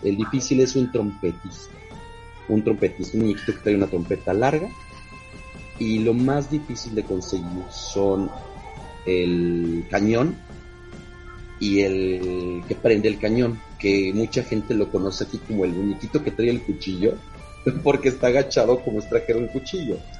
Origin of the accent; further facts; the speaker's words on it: Mexico; Soy el único mexicano que ha estado moderador en las cuatro páginas principales de México